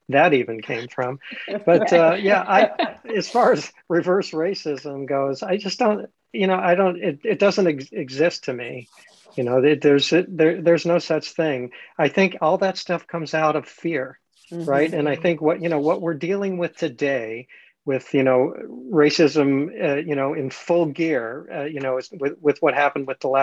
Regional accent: Los Angeles, California, United States; I grew up in Los Angeles

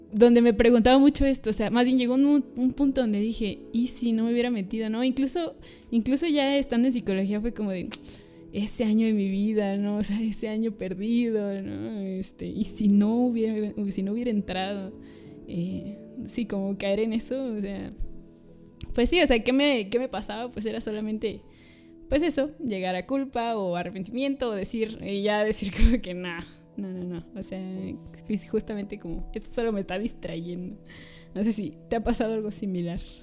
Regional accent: San Luis Potosí, Mexico; soy de aquí de San Luis Potosí

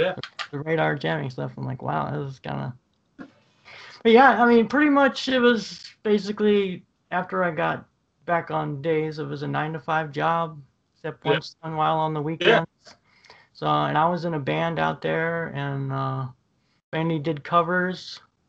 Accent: Ohio, United States; I grew up pretty much in Ohio.

